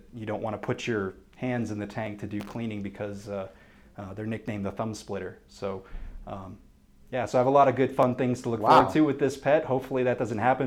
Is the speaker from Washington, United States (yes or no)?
no; Andover, Massachusetts, United States; moved away as an adult; also born or lived in Vermont / New Hampshire; now in Colorado, United States; I am from Andover, Massachusetts, which is about 20 minutes north of Boston